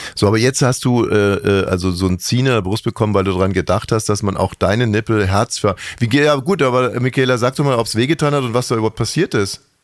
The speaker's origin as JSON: {"language": "German", "town": "Munich", "region": "Bavaria", "country": "Germany", "moved": "yes", "lives_now": "Berlin, Germany", "said": "Ich komme ja aus München"}